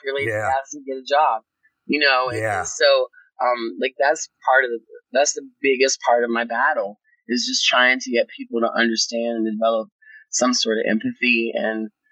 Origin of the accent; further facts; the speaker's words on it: Wheeling, West Virginia, United States; I'm from the Wheeling area here in West Virginia. I'm a lifelong West Virginian